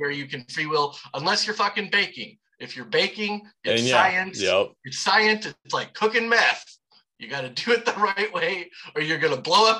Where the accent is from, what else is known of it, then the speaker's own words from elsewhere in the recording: the South, United States; I am from the South.